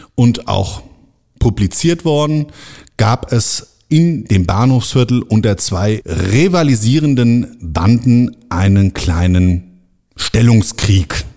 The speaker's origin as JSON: {"language": "German", "town": "Frankfurt am Main", "region": "Hesse", "country": "Germany", "tie": "born or raised there", "said": "in meine Stadt, in meine Geburtsstadt Frankfurt am Main"}